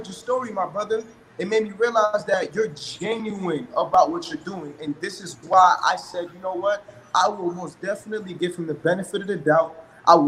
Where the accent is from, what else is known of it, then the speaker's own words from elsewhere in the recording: Brockton, Massachusetts, United States; also born or lived in Boston; I come from Brockton, Massachusetts. Grew up there since 04, originally born in Boston